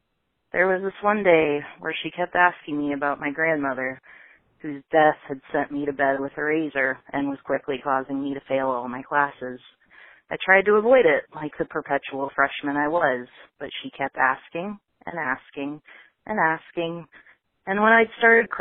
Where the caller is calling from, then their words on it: Vancouver, Washington, United States; I'm calling from Vancouver, Washington